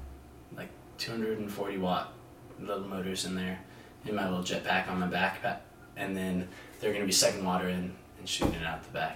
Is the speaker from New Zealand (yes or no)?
no; California, United States; now in Arizona, United States; I'm Italian. I'm from California. I'm 20 years old.